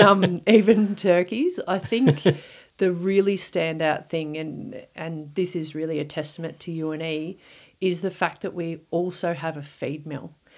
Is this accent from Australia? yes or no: yes; Victoria, Australia; moved away; I'm originally from Victoria